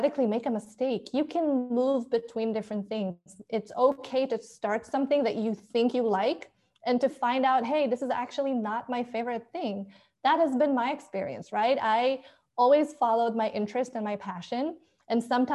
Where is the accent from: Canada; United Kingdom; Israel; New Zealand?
Israel; moved away as an adult; now in United States; So I am originally from Israel, and I moved to the US 3 years ago